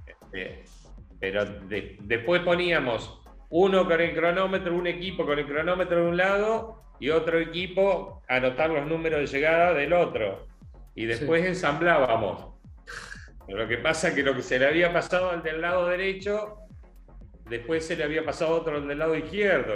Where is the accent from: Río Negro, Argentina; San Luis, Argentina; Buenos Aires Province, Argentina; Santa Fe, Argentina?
Buenos Aires Province, Argentina; Coronel Pringles; moved away; also born or lived in Bahía Blanca; mi pueblo, yo soy de Coronel Pringles.